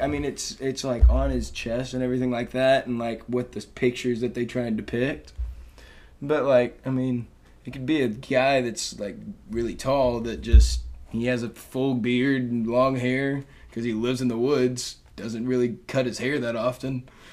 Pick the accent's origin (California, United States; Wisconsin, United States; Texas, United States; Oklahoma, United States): Texas, United States; Dallas; moved away; I'm from Dallas, Texas